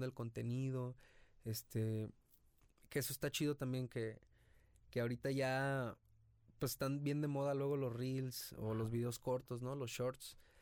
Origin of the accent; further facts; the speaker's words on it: Ixtlán del Río, Nayarit, Mexico; moved away as an adult; also born or lived in Tepic; now in Guadalajara, Mexico; De Islán del Río Nayarit, nací en Tepic, pero viví toda mi vida